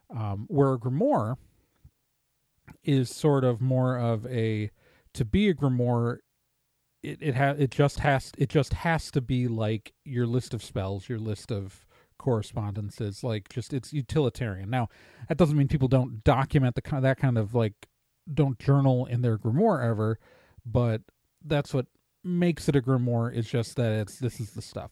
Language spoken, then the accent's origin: English; Wisconsin, United States; I'm from Wisconsin. I'm a Midwesterner